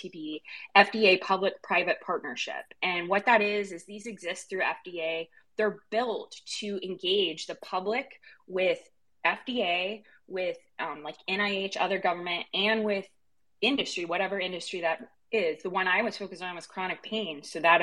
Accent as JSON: {"language": "English", "region": "Eastern Kentucky", "country": "United States", "tie": "born or raised there", "said": "I was raised in Eastern Kentucky"}